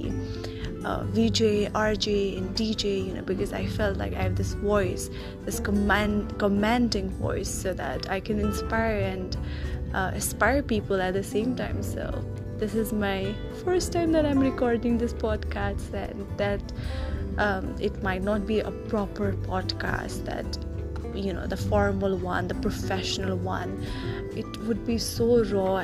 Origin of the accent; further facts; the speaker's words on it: Nepal; I'm from Nepal